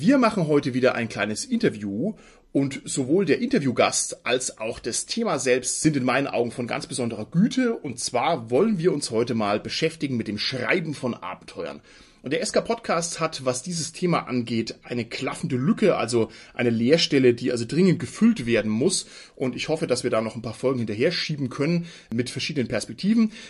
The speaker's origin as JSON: {"language": "German", "area": "Franconia", "region": "Bavaria", "country": "Germany", "said": "Ich bin ja selber als Franke gerade noch Süddeutscher"}